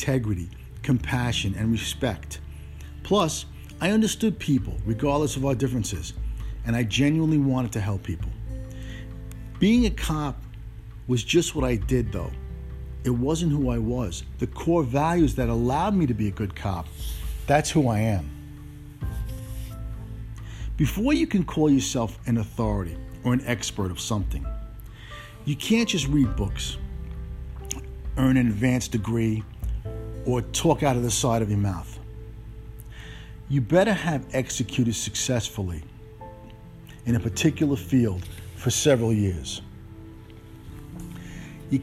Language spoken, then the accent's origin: English; New York City, New York, United States; also born or lived in Italy / Omaha, Nebraska; I spent my entire childhood in Brooklyn from 1963 to 1980